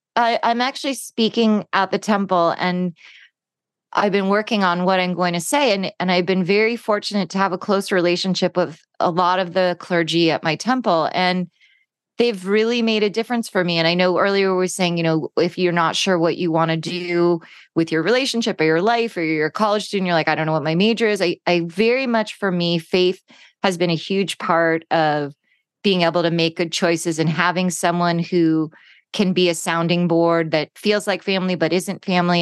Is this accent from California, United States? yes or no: yes; Los Angeles, California, United States; growing up in California and Los Angeles